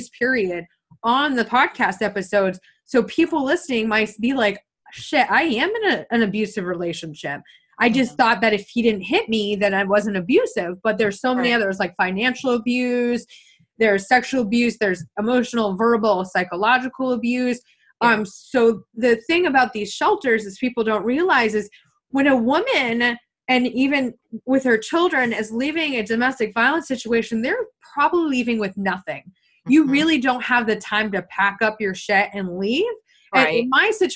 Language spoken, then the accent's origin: English; small town east of Potsdam, New York, United States; I'm actually from a really small town that's 30 minutes east of Potsdam